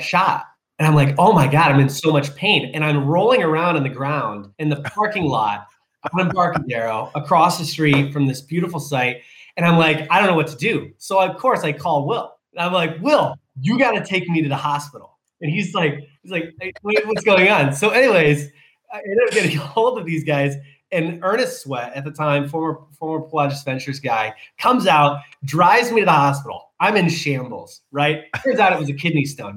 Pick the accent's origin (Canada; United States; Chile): United States; Jackson, Michigan; moved away as an adult; also born or lived in San Diego, California; growing up in Michigan.